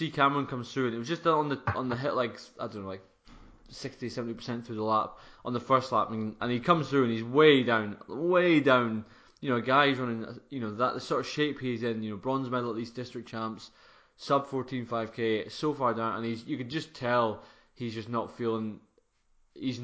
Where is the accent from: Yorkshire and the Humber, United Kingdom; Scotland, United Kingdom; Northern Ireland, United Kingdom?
Scotland, United Kingdom; as a Scot